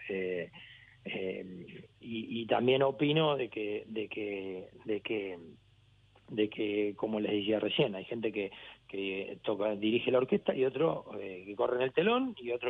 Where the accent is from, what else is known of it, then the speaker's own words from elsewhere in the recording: Argentina; also born or lived in Brussels, Belgium / Cagliari, Italy / Barcelona, Spain / Gran Canaria, Spain; soy argentino hasta el alma, tengo la bandera tatuada en mi brazo